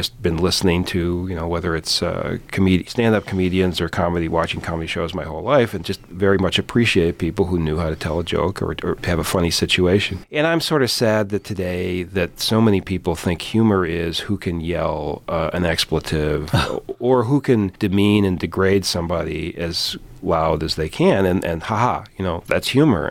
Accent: Philadelphia, Pennsylvania, United States; I grew up in Philadelphia

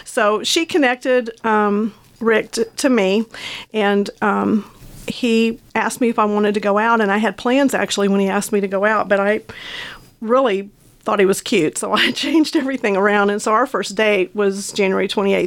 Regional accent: Amarillo, Texas, United States; moved away; also born or lived in Lubbock, Texas; But I was born in Lubbock, and my parents moved to Amarillo, and so I grew up there

